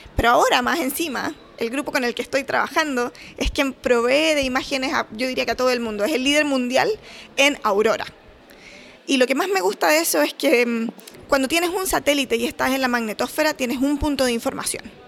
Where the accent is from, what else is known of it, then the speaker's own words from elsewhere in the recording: Chile; moved away as an adult; also born or lived in Los Angeles, United States; now in Calgary, Canada; Soy chilena, obviamente, y ahora estoy trabajando en la Universidad de Calgary, en Canadá